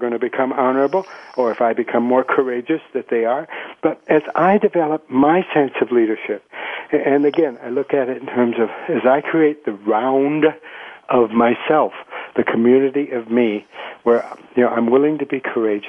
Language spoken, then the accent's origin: English; United States; moved away as an adult; now in Colombia; as an American